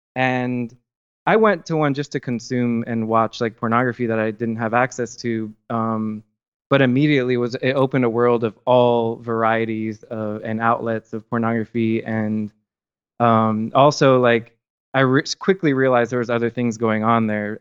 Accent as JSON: {"language": "English", "town": "Miami", "region": "Florida", "country": "United States", "tie": "born or raised there", "also_born_or_lived": "South Georgia / Thomasville, Georgia", "moved": "as an adult", "lives_now": "New Orleans, United States", "said": "I grew up in Miami, Florida, uh, for the majority of my life"}